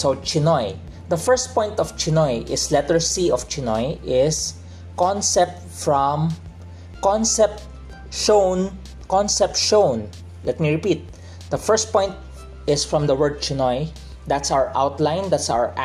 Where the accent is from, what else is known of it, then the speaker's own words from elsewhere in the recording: Philippines; I was born and grew up in the Philippines